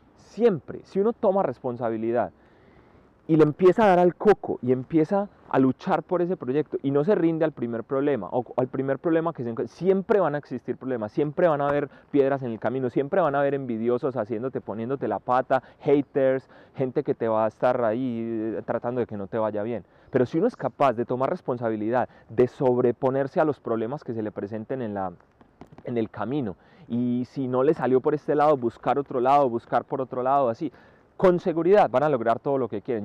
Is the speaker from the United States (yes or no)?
no; Colombia; now in Spain; los colombianos